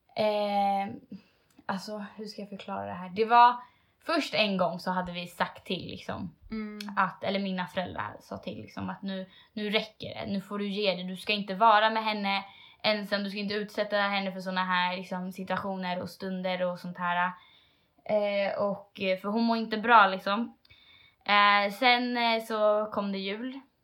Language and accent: Swedish; Sweden; jag är själv en svensk tjej. Liksom. Jag har mm. blivit uppvuxen äh, i en vanlig svenssonfamilj.